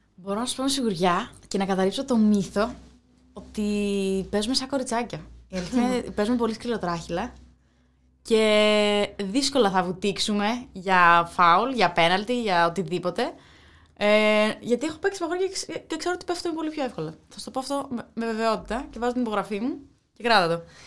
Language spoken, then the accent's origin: Greek; Agrinio, Western Greece, Greece; Είμαι και από τα Αγρίνο, δηλαδή στην επαρχία είναι ειδικά μεγαλώνοντα εγώ